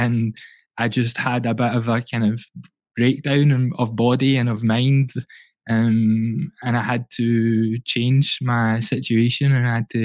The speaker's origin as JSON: {"language": "English", "town": "Glasgow", "region": "Scotland", "country": "United Kingdom", "tie": "born or raised there", "said": "I grew up in the East End of Glasgow"}